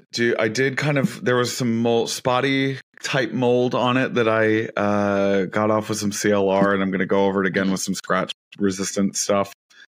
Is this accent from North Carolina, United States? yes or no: yes; north of Raleigh, North Carolina, United States; I grew up on Lake Gaston, and so like and it's a man-made lake here in north of Raleigh